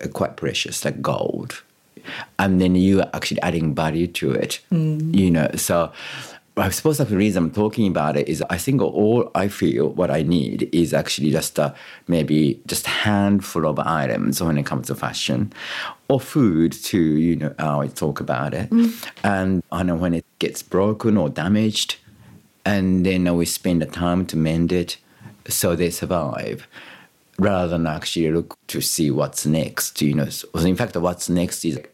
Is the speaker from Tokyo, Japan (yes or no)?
no; Kyoto, Japan; English is a second language; moved away as an adult; also born or lived in Surry Hills, Australia / Marrickville, Australia; now in Sydney, Australia; growing up in Kyoto